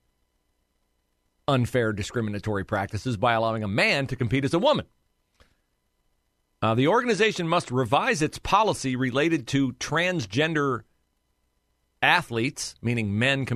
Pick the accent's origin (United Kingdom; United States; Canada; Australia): United States; Logan County, Western Ohio; I'm from Western Ohio, Logan County. I love Western Ohio. I love Ohio. And I love my memories of growing up in Ohio.